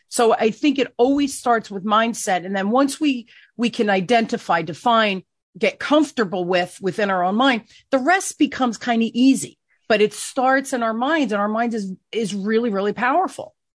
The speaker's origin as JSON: {"language": "English", "town": "Newark", "region": "New Jersey", "country": "United States", "tie": "born or raised there", "said": "I grew up in Newark, eh, here in New Jersey"}